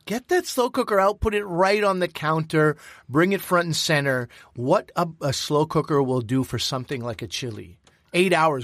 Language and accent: English; Quebec, Canada; I come from Quebec